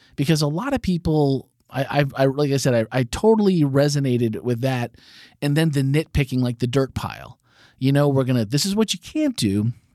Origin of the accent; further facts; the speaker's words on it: Green Bay, Wisconsin, United States; I was born and raised in Green Bay